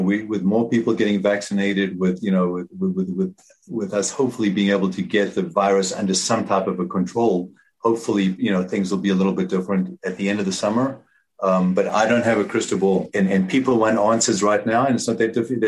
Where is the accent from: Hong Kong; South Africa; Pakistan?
South Africa; moved away as an adult; now in United States; I grew up in South Africa